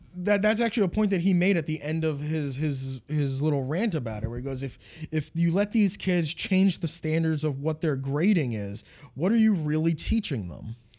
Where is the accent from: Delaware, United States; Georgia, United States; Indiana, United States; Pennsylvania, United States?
Pennsylvania, United States; moved away; also born or lived in Binghamton, New York; I grew up in Pennsylvania